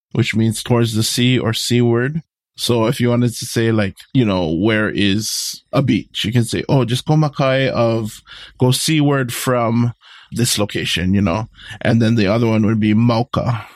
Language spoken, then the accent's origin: English; Hawaii, United States; we all descended from that one taro plant as Hawaiian people